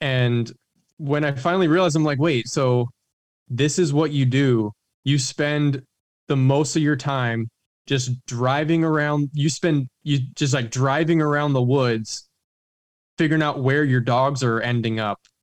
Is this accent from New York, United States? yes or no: no; Oregon, United States; moved away as an adult; also born or lived in Baton Rouge, Louisiana; moved back up to Oregon, which is kind of my home, you know, my home state